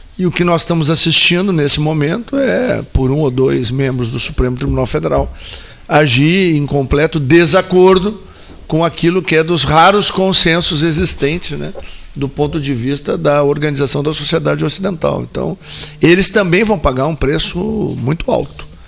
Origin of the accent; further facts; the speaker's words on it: Gaúcho, Rio Grande do Sul, Brazil; enquanto gaúchos